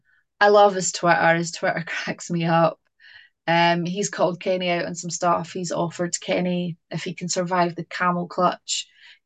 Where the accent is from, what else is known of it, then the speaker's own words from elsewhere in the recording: East Kilbride, Scotland, United Kingdom; my hometown in East Kilbride